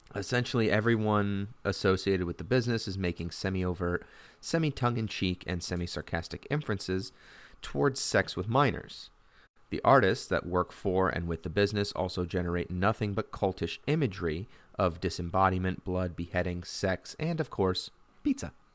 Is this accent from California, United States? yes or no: no; Connecticut, United States; I'm from Connecticut